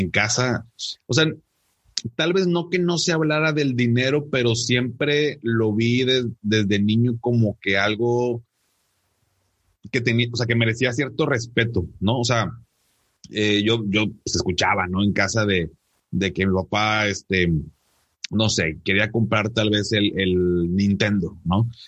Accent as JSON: {"language": "Spanish", "town": "Monterrey", "region": "Nuevo León", "country": "Mexico", "tie": "born there", "said": "yo vivo acá en, en Monterrey, acá tienes tu casa. Em, soy regio de nacimiento"}